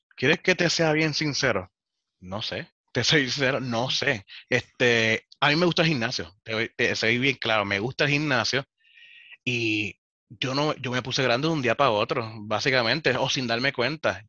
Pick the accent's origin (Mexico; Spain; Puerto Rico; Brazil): Puerto Rico